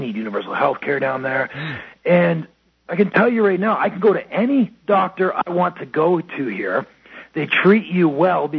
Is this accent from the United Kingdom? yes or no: no; Toronto, Ontario, Canada; now in Phoenix, United States; I was originally from Toronto, Canada